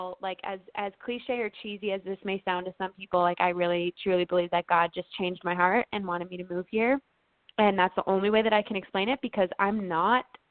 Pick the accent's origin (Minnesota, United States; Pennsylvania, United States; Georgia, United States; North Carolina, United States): Minnesota, United States; moved away as an adult; growing up in Minnesota